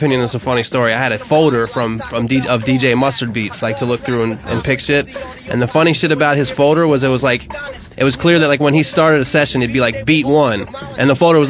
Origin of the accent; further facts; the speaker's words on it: Maryland, United States; I'm from Maryland, like around like DC